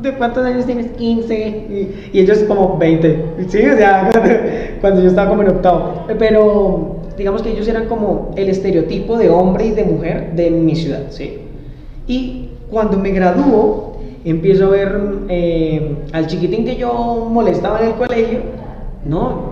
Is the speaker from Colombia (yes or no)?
yes; Arauca, Colombia; yo no soy de la capital, yo soy de Arauca